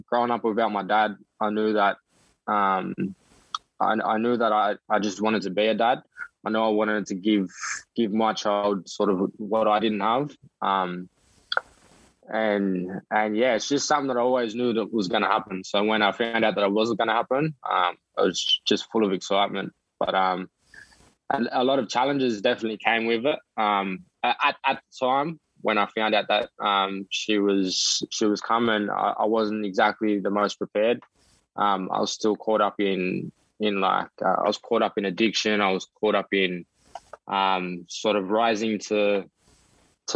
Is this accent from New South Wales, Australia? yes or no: yes; Sydney, New South Wales, Australia; also born or lived in Moree (ancestral); I grew up in Maroubra. I'm on Bidjigal land. I'm down here in Sydney.